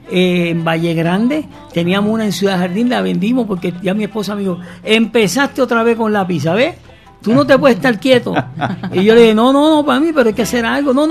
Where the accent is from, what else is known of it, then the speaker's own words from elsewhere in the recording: San Fernando, Puerto Rico; Vengo de San Fernando, Puerto Rico, y junto conmigo crecimos varios